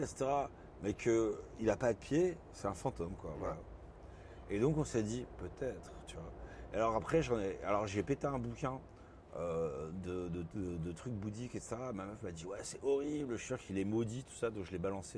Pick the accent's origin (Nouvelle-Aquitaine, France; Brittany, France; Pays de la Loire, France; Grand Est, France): Nouvelle-Aquitaine, France; Bordeaux; moved away as an adult; also born or lived in Lyon / Paris; j'ai grandi à Bordeaux, donc je suis parti à Lyon pour faire mes études